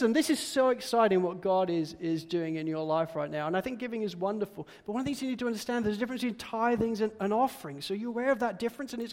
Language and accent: English; Spalding, East Midlands, United Kingdom; growing up in Spalding in Lincolnshire, the United Kingdom, was, well, slightly boring